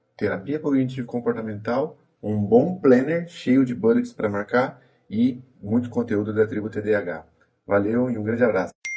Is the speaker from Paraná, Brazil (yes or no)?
no; Cruzeiro, São Paulo, Brazil; sou do interior de São Paulo, uma cidade chamada Cruzeiro